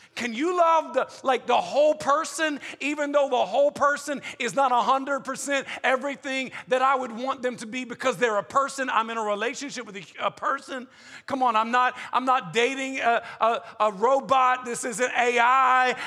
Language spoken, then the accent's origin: English; the South, United States; I'm from the South